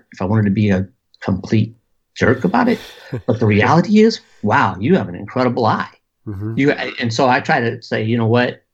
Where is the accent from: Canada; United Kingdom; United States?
United States; Southern California; also born or lived in Austin, Texas; growing up in Southern California